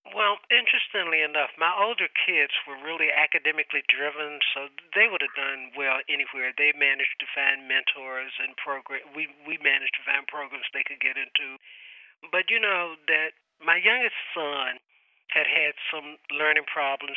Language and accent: English; Little Rock, Arkansas, United States; I'm from Arkansas